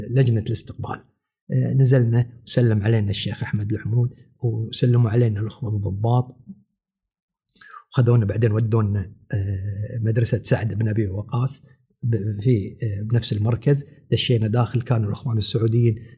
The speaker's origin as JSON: {"language": "Arabic", "country": "Kuwait", "said": "نرجع حق ديرتنا ونسمى احنا كويتيين فعلا الكويت الكويت فعلا فعلا الكويت عزيزه"}